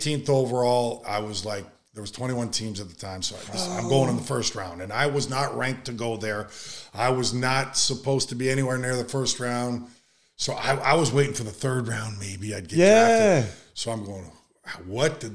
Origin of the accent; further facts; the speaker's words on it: Edmonton, Alberta, Canada; moved away as an adult; I'm home in my hometown, Edmonton, Alberta